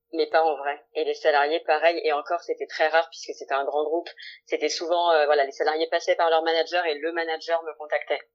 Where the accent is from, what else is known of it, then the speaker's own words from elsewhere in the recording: Lyon, Auvergne-Rhône-Alpes, France; j'ai 29 ans, euh, je suis lyonnaise